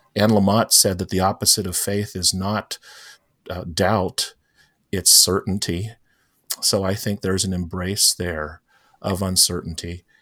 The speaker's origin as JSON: {"language": "English", "town": "St. Petersburg", "region": "Florida", "country": "United States", "tie": "born or raised there", "also_born_or_lived": "Fort Lauderdale, Florida", "lives_now": "Tampa, United States", "said": "grew up in Saint Petersburg, Florida, which, uh, I lived in throughout all of schooling and then college."}